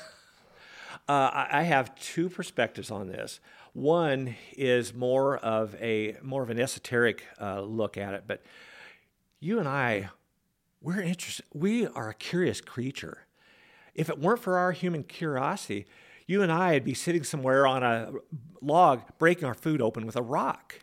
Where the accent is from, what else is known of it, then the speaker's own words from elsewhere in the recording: Peshastin, Washington, United States; I grew up in a little town in central Washington near Leavenworth